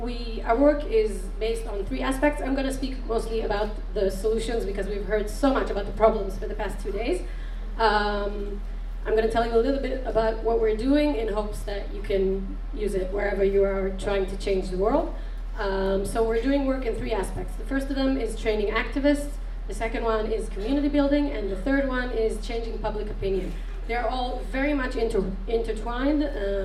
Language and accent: English; Tel Aviv, Tel Aviv District, Israel; I'm from Tel Aviv